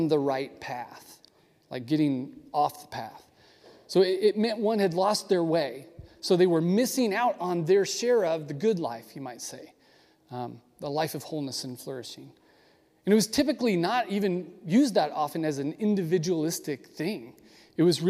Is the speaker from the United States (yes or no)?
yes; United States; as American Christians